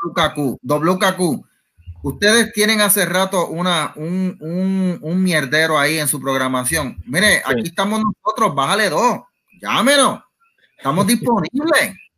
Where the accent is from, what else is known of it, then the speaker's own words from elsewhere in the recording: Puerto Rico; somos, en caso de nosotros, somos puertorriqueños